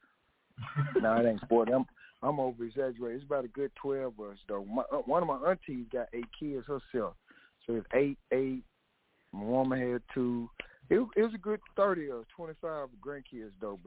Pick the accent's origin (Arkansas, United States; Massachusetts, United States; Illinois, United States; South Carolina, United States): Arkansas, United States; Little Rock; I'm from Little Rock, banging in Little Rock